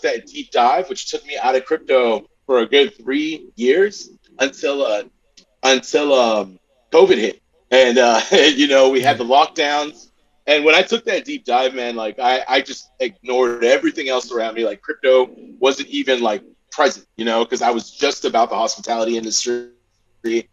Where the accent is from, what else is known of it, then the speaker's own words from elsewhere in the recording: Southern California, United States; I'm from Southern California, born and raised